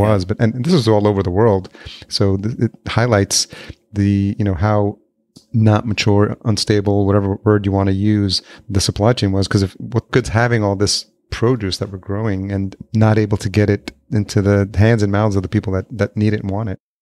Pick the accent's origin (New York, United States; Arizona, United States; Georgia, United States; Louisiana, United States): New York, United States; Yonkers; moved away as an adult; also born or lived in White Plains, New York / Los Angeles; now in Minneapolis, United States; I grew up in Yonkers